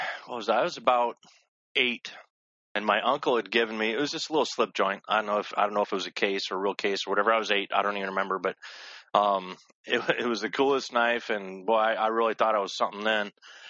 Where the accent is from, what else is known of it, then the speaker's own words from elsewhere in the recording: Denver, Colorado, United States; now in Michigan, United States; I grew up in Denver, Colorado. I moved out here to Michigan about 26 years ago, but I grew up in Denver. I moved around a lot out there, but grew up, you know, backpacking the Rockies